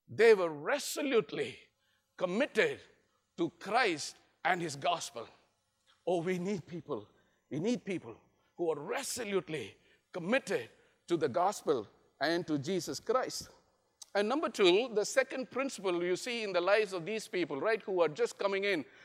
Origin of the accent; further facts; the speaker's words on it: India; I'm from India